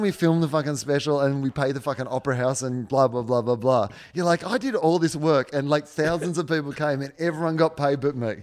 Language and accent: English; Australia; now in United States; I'm an Australian overseas